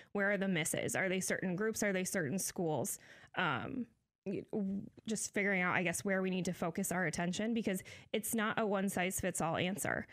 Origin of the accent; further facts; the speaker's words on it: Decatur, Illinois, United States; I'm born and raised in Decatur.